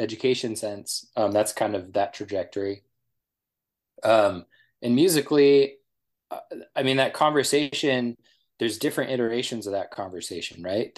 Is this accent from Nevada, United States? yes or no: yes; Nevada, United States; moved away as an adult; also born or lived in Idaho; I grew up in Nevada